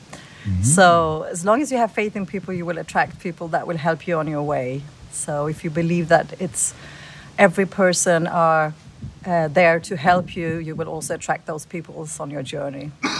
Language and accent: English; Sweden; moved away; I'm from Sweden, living in Germany.